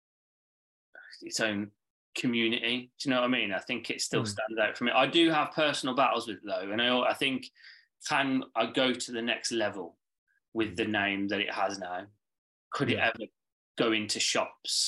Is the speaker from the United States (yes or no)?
no; Birmingham, West Midlands, United Kingdom; moved away; I'm from Birmingham originally